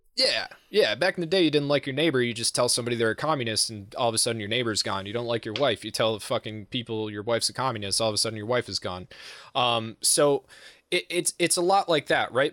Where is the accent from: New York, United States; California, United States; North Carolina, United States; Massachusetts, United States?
Massachusetts, United States; I'm from Massachusetts